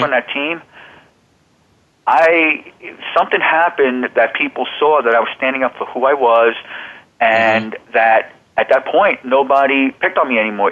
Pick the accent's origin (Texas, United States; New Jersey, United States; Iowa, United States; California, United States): New Jersey, United States; Old Bridge; moved away as an adult; also born or lived in New York; now in Arizona, United States; I was born in New York. I grew up in New Jersey. I grew up in the Old Bridge, New Jersey, Sayreville section, which is in central New Jersey.